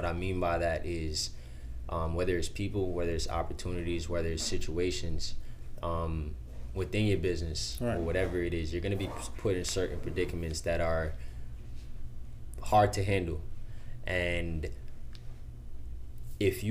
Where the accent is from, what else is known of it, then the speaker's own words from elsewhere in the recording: Long Island, New York, United States; also born or lived in Queens, New York / Jamaica; born in Queens, raised in Long Island, New York. And I lived in Jamaica for 5 years